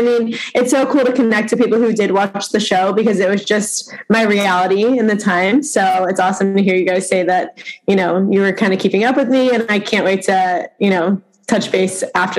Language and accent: English; Florida, United States; moved away as an adult; also born or lived in New York / California; now in New York City, United States; I was born in New York. When I was about six, we moved to Florida to escape the cold weather. And then when I was 18, I moved to California to go to college out there. So I've lived kind of like everywhere